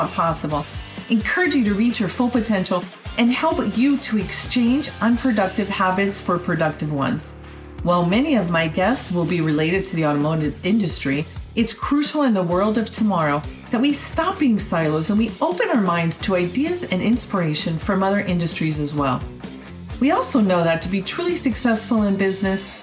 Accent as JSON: {"language": "English", "region": "Northeast", "country": "United States", "tie": "born or raised there", "moved": "yes", "said": "I grew up in the Northeast and had my many years of digging out snow and defrosting windshields"}